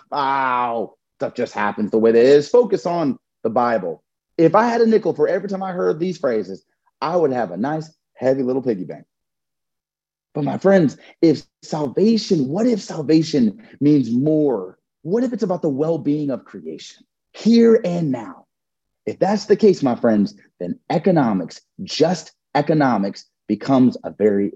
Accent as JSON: {"language": "English", "town": "Durham", "region": "North Carolina", "country": "United States", "tie": "born or raised there", "said": "my hometown in Durham"}